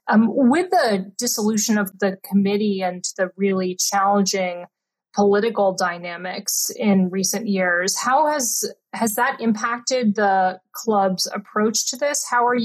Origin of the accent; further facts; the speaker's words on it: Tallahassee, Florida, United States; I grew up in Tallahassee